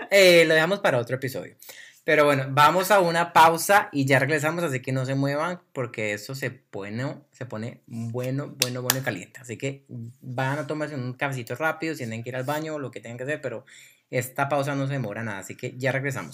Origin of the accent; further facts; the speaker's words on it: Colombia; Soy colombiano y así hablamos los colombianos.